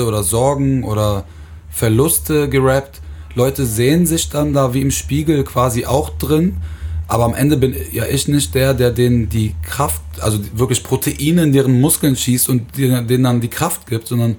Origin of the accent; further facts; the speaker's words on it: Aachen, North Rhine-Westphalia, Germany; ich komme aus Aachen